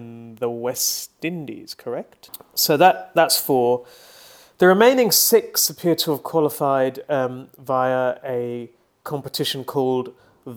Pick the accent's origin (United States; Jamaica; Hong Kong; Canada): Hong Kong; my hometown